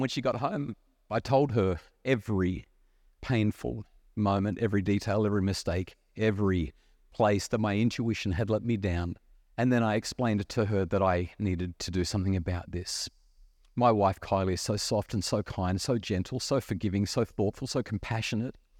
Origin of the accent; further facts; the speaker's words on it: New South Wales Central Coast, Australia; I'm a young kid growing up on the New South Sa-, Wales Central Coast